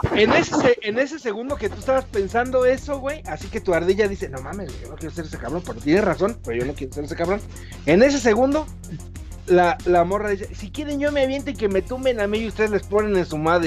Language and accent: Spanish; Mexico; como buen mexicano